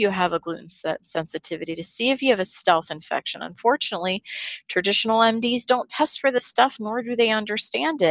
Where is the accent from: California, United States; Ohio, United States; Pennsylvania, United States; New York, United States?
Pennsylvania, United States; Pittsburgh; I grew up in Pittsburgh in a blue collar family